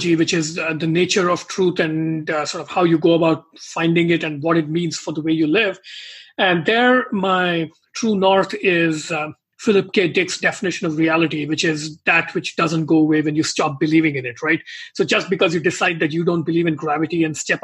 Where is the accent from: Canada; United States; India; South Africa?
India; moved away; growing up in India